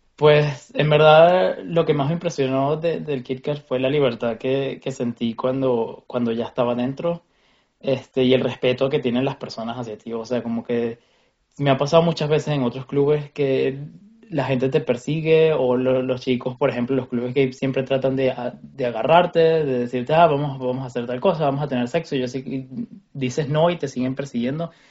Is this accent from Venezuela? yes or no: yes; Venezuela; now in Berlin, Germany